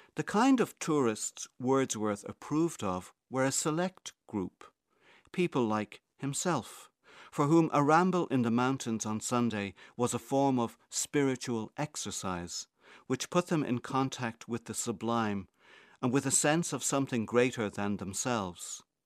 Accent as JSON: {"language": "English", "town": "Dublin", "region": "Leinster", "country": "Ireland", "tie": "born or raised there", "said": "I grew up in Crumlin, a few miles from the Hellfire Club"}